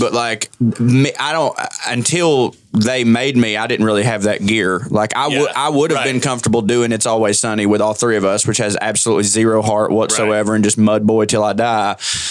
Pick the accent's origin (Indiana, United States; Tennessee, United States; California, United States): Tennessee, United States; close to Chattanooga; close to Chattanooga, Tennessee.